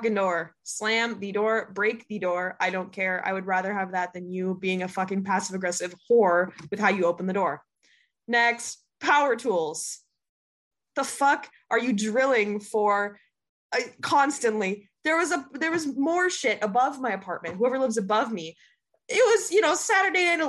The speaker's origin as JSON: {"language": "English", "region": "Minnesota", "country": "United States", "moved": "yes", "lives_now": "New York, United States", "said": "I go home to Minnesota"}